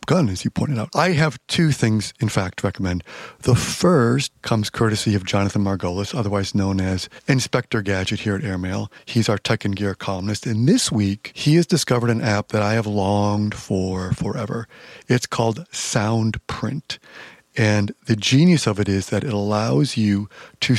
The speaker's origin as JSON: {"language": "English", "town": "Chicago", "region": "Illinois", "country": "United States", "tie": "born or raised there", "said": "my hometown of Chicago"}